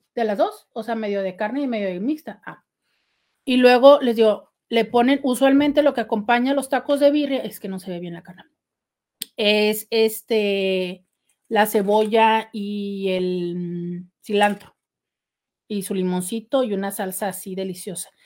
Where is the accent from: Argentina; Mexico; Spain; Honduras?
Mexico; soy mexicana